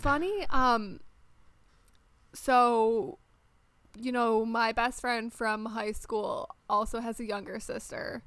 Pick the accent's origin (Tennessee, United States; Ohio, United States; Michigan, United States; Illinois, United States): Michigan, United States; moved away as an adult; also born or lived in France; now in Maryland, United States; I was born and raised in Michigan, lived there for the first 25 years of my life.